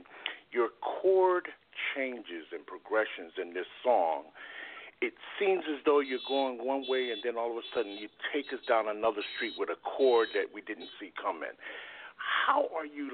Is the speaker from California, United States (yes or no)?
no; Connecticut, United States; I'm from Connecticut as well